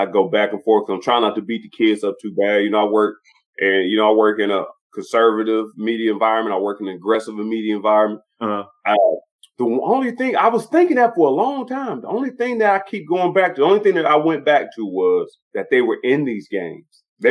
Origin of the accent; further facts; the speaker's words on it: Cleveland, Ohio, United States; I'm from Cleveland